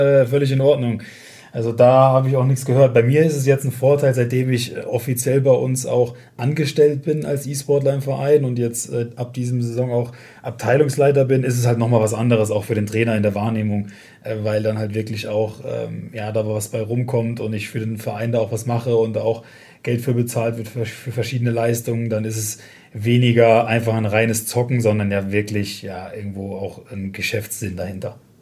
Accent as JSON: {"language": "German", "area": "Westerwald", "region": "Rhineland-Palatinate", "country": "Germany", "said": "ich komme aus dem Westerwald, also aus dem nördlichsten Teil von Rheinland-Pfalz"}